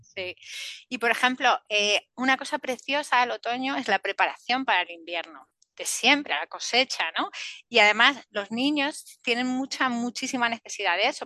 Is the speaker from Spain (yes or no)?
yes; Spain; a nosotros, a la península